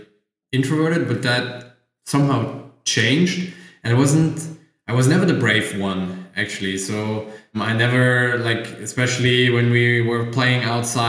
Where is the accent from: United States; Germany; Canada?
Germany; I grew up in Germany in a little village near Frankfurt, like 80 kilometers from Frankfurt